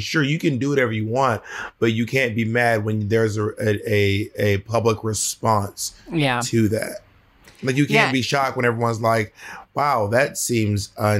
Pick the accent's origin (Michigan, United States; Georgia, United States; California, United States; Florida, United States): Georgia, United States; moved away as an adult; now in New York City, United States; I've lived in New York City for 12 years. I'm not from New York. I'm actually from... I'm from Georgia. I'm from the South